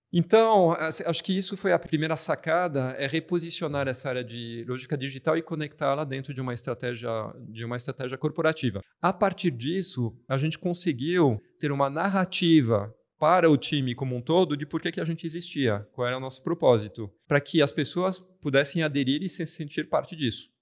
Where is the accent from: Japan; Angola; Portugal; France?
France; Portuguese is a second language; now in Brazil; Eu sou francês